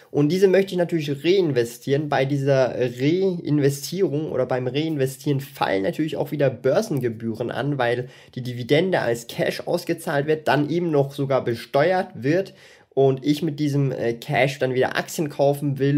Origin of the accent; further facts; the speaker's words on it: Switzerland; vor allem für mich als Schweizer.